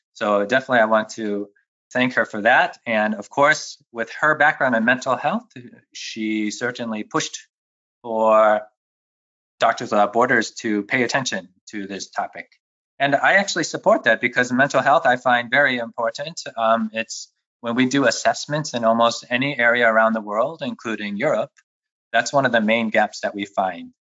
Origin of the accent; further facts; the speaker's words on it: Cleveland, Ohio, United States; moved away as an adult; also born or lived in New York City / Philadelphia; now in Vienna, Austria; I was born in New York, but I didn't uh, New York City. I didn't grow up there. I mainly grew up around Cleveland, Ohio, which is a city in the Midwest.